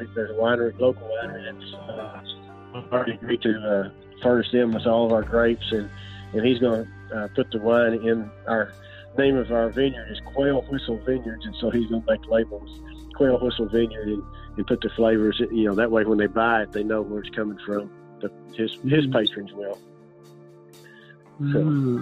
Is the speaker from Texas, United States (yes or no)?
yes; Dallas, Texas, United States; I was born in Dallas, Texas, and I've lived all my life here